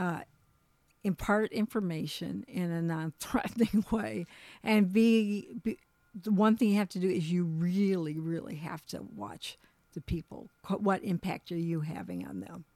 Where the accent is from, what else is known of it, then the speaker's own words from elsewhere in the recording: Michigan, United States; also born or lived in Colorado; we're from Michigan, but we lived in Colorado, moved back to Michigan